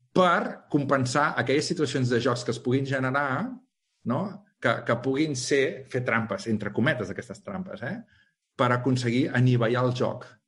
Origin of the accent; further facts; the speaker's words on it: Calella, Catalonia, Spain; jo sóc de Calella, d'un poble